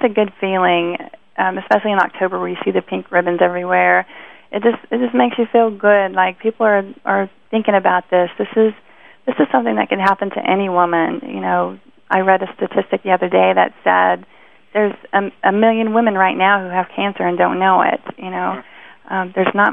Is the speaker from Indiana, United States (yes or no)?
yes; Indianapolis, Indiana, United States; I was living in Indianapolis at the time. That's my hometown